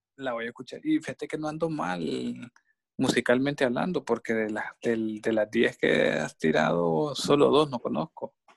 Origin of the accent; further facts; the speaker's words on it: Honduras; a mí me gusta mi país y, y soy, somos catrachos hondureños de corazón